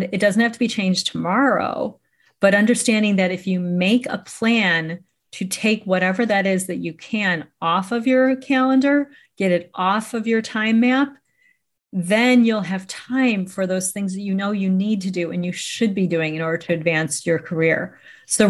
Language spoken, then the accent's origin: English; Chicago, Illinois, United States; I'm from Chicago, Illinois